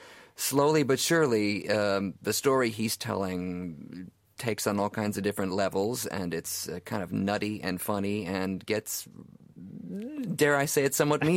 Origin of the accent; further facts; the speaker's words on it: Chicago, Illinois, United States; born there; also born or lived in New York City; Sure. I was born in Chicago, but right after college moved to New York City. I was there about 12, 13 years and wound up, and now I'm back in Chicago working there as an actor.